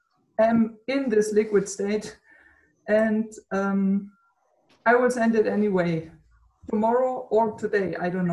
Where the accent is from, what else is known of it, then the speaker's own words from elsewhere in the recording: Germany; from Germany